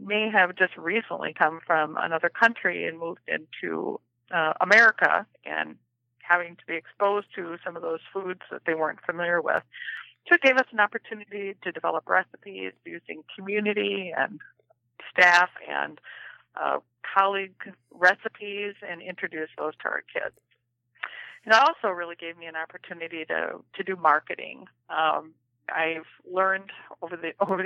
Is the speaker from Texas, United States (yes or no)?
no; Minnesota, United States; accent: Minnesota accent; also born or lived in Iowa; I grew up in Minnesota and went to Iowa State University